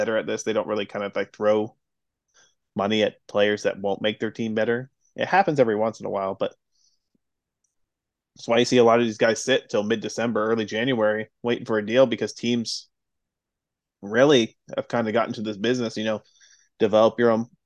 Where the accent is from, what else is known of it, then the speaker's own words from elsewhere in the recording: Southern California, United States; growing up in Southern California, watching the mid-2010s Angels